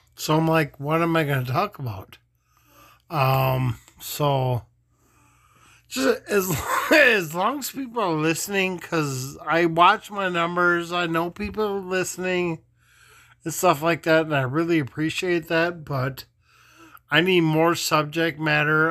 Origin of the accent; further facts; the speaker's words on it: Minneapolis, Minnesota, United States; I grew up in South Minneapolis